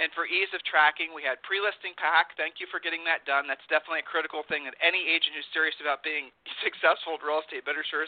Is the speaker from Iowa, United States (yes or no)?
no; Ohio, United States; I'm from Ohio